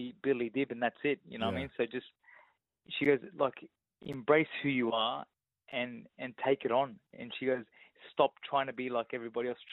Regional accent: Ingleburn, New South Wales, Australia; accent: Aussie; growing up in Ingerding

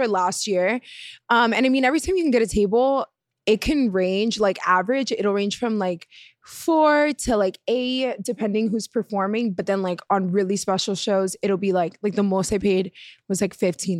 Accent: Miami, Florida, United States; I was born and raised in Miami.

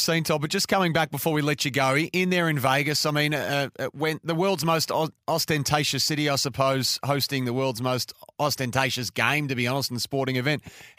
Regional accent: Australia; as an Australian sports fan

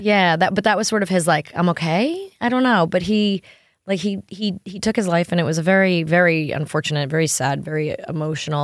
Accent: New York, United States; now in Tennessee, United States; growing up in New York

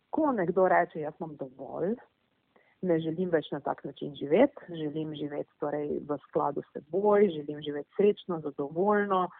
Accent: Slovenia

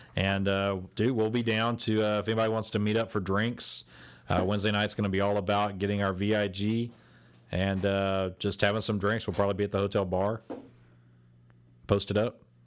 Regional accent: Texas, United States; we are from Texas.

